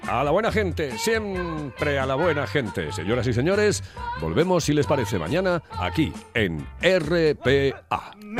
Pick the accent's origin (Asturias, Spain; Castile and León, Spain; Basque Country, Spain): Asturias, Spain; los asturianos